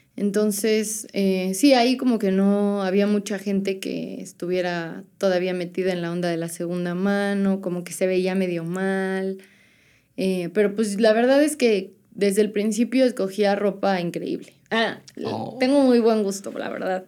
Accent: Puebla, Mexico; moved away as an adult; now in San Andrés Cholula, Mexico; yo soy de Puebla

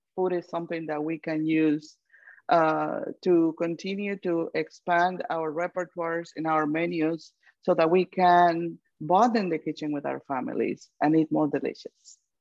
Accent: Guatemala; now in United States; I am from Guatemala

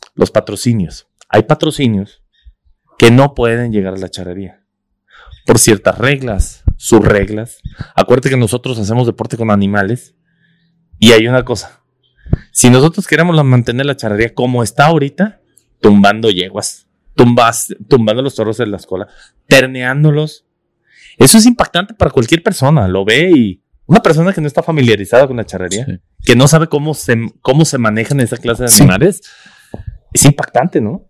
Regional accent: Mexico; nuestra cultura como, como mexicano

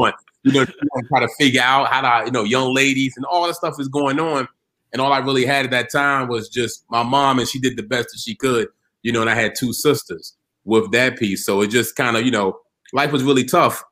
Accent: Norfolk, Virginia, United States; Originally born and raised in Norfolk, Virginia

